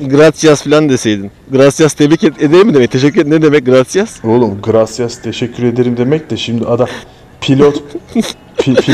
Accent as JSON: {"language": "Turkish", "country": "Turkey", "said": "Biz Türkler olarak full Arjantin'i destekliyorduk tabii ki."}